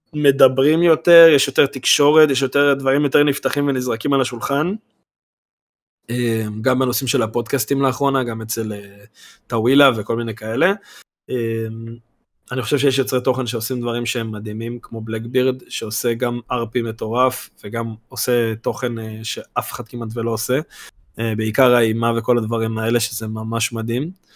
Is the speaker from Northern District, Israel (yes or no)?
yes; Karmiel, Northern District, Israel; אנחנו מכרמיאל